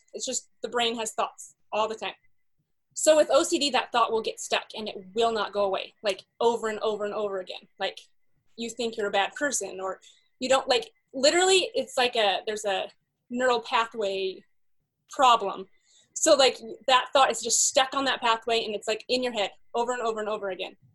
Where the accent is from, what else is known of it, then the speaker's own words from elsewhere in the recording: Salt Lake City, Utah, United States; I grew up in Salt Lake City